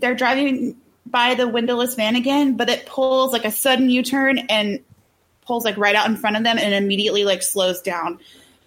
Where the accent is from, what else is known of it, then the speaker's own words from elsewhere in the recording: Texas, United States; I live pretty close to Mexico and I always have